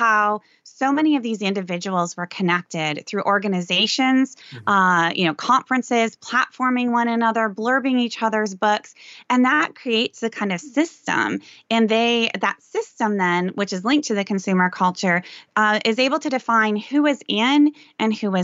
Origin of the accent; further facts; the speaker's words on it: Sioux Center, Iowa, United States; I grew up in a very ethnic subculture in Northwest Iowa, Dutch Reformed